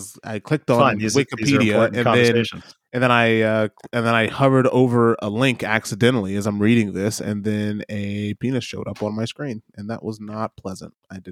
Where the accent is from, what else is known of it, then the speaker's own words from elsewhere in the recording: Detroit, Michigan, United States; born there; Yeah, I was born in Detroit Medical Center, Sinai Grace Hospital, and that's a Jewish hospital.